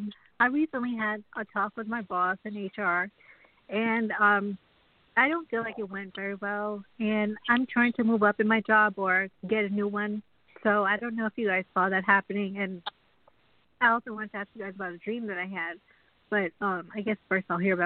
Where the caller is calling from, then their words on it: Long Island, New York, United States; From New York. Long Island, New York.